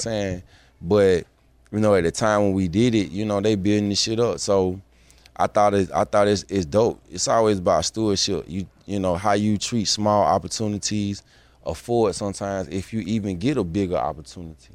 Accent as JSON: {"language": "English", "town": "Atlanta", "region": "Georgia", "country": "United States", "said": "I'm from Atlanta, Georgia"}